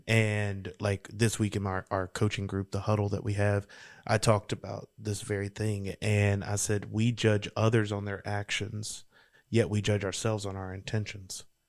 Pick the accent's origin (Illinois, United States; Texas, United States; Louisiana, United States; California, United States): Louisiana, United States; I'm from Louisiana, girl.